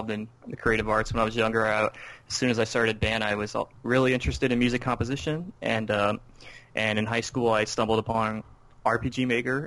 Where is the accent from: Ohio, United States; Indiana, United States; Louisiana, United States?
Louisiana, United States; moved away; I was growing up in Louisiana